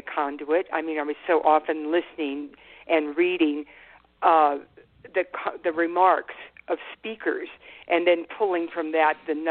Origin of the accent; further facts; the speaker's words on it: California, United States; also born or lived in Washington, D.C.; now in Santa Fe, United States; when I was growing up in California